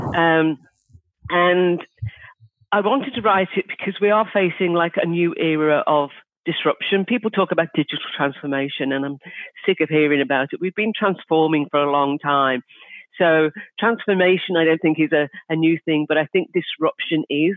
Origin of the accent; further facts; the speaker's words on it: Liverpool, North West England, United Kingdom; I'm from Liverpool in the UK